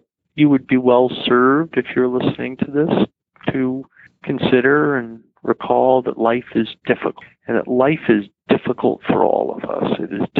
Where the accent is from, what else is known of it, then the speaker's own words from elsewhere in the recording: New York City, New York, United States; growing up in New York City, about 2.5 miles north of Ground